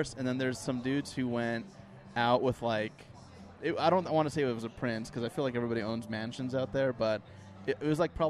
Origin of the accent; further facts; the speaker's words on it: Kearns, Utah, United States; We're all from Kearns, dude.